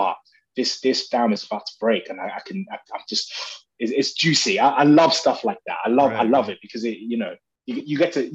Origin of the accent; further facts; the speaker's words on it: United Kingdom; also born or lived in Nigeria; I'm British, British Nigerian.